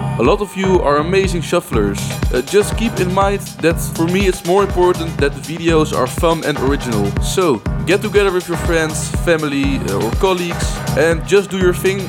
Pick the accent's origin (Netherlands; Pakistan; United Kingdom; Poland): Netherlands; my home country, the Netherlands.